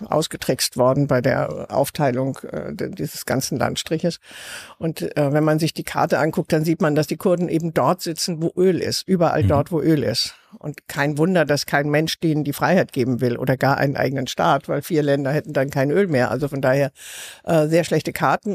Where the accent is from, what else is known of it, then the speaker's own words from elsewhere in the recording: Southern Germany, Germany; ich komme aus Süddeutschland.